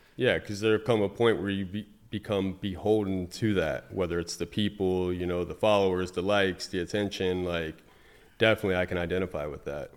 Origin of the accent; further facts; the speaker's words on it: Fort Pierce, Florida, United States; I was raised in Fort Pierce, Florida